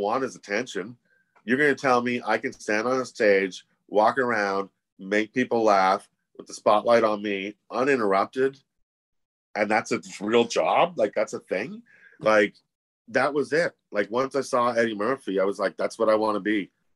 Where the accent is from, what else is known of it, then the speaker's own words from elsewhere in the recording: Ottawa, Ontario, Canada; moved away as an adult; Ottawa, where I was from